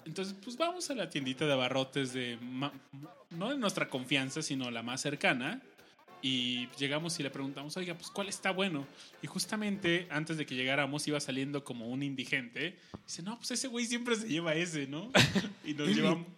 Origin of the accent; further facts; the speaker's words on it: Mexico City, Mexico; como buen chilango